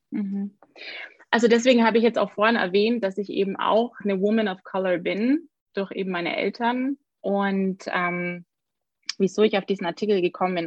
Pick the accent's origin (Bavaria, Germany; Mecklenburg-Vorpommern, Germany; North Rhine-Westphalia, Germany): Bavaria, Germany; Augsburg; ich bin aus Augsburg